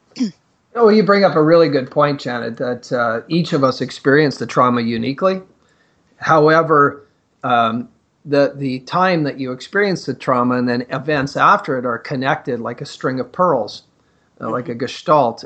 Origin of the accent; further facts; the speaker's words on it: Northern Ontario, Canada; growing up in Northern Ontario in the mining communities